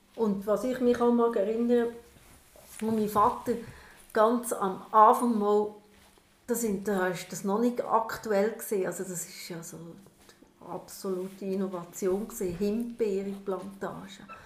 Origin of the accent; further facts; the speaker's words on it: Lucerne, Switzerland; now in Emmental, Switzerland; Und ich als Luzerner